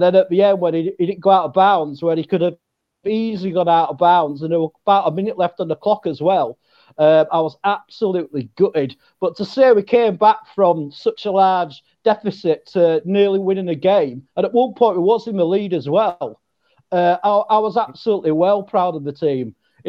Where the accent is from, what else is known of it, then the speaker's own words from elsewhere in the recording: England, United Kingdom; Well, we are sort of known as being intelligent people as English, sort of.